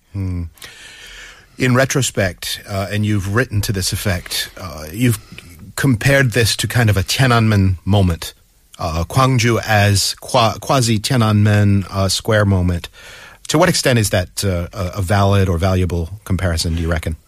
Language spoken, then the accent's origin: English; Massachusetts, United States; now in Seoul, South Korea; Massachusetts, my home state